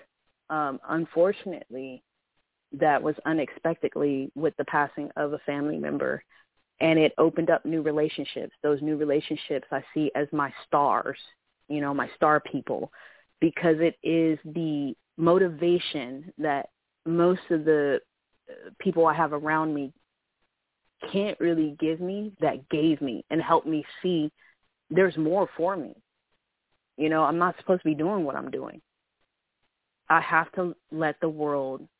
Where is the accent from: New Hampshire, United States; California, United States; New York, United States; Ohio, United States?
California, United States; San Diego; now in Vancouver, United States; I'm not originally from here. I'm from San Diego, California